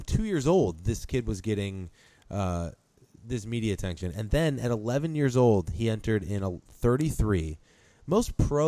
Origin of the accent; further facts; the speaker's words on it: St. Louis, Missouri, United States; I'm from St. Louis